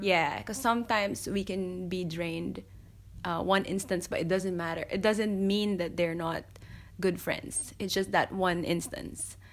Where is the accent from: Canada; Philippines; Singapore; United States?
Philippines; moved away as an adult; now in Melbourne, Australia; I'm Filipino